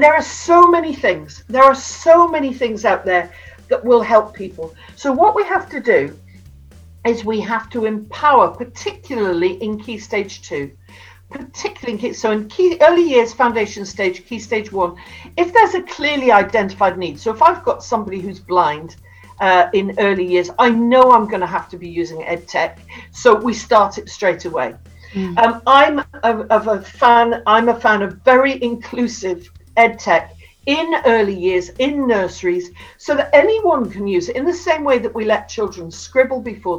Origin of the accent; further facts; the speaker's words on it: Newcastle upon Tyne, North East England, United Kingdom; I've got a snidey one because I come from Newcastle